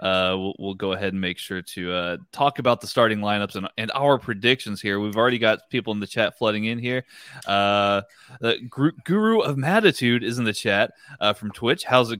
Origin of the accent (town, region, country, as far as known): Texas, United States